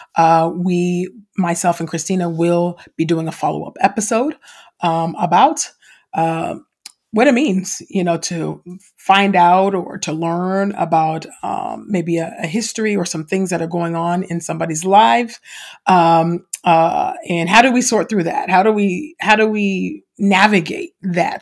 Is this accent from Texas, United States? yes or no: no; California, United States; also born or lived in Los Angeles; I'm from California, right, and fr, and I lived in L A for many, many years